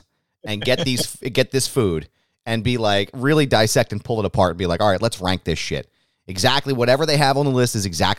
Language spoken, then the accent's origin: English; Philadelphia, Pennsylvania, United States; we're from Philadelphia and we have a chip on our shoulder